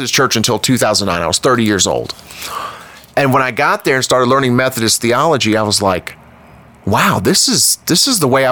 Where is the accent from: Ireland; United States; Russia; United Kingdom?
United States; Florida; I grew up in Florida